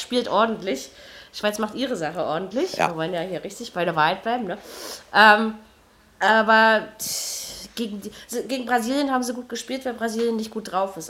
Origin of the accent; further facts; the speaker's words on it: Germany; als Deutscher